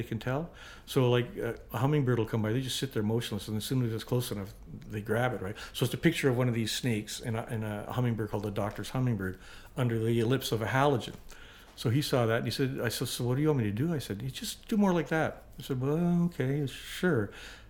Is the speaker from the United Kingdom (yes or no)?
no; Winnipeg, Manitoba, Canada; moved away; I grew up in Winnipeg with his older brother